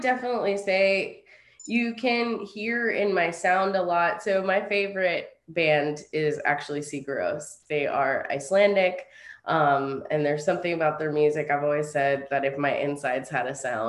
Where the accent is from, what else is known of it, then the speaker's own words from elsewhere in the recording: Gainesville, Florida, United States; I am originally from Gainesville, Florida. That's where I was born.